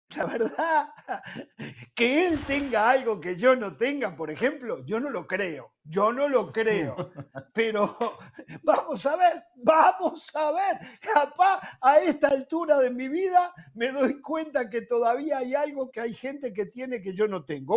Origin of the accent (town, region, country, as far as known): Uruguay